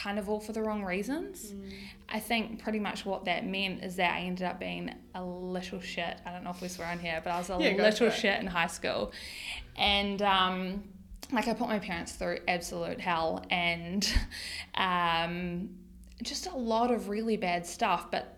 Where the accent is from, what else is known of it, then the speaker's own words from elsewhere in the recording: Tauranga, Bay of Plenty, New Zealand; I grew up here in Tauranga